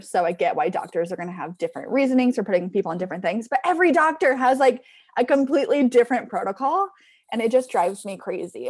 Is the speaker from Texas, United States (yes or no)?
no; Southern California, United States; also born or lived in San Diego / Orange County / Los Angeles; I'm from Southern California, I kind of hopped around from, like, San Diego, Orange County, a little bit of L